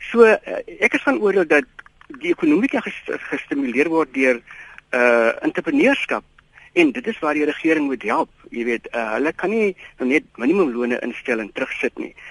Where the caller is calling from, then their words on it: Eastern Cape, South Africa; Môre net, ehm um, ja, ek is anoniem van die Ooskaap.